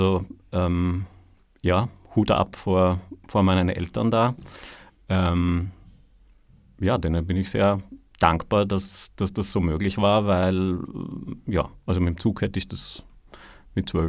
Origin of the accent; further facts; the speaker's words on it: Vienna, Austria; Ich komme aus Kagran, also ein echter Wiener.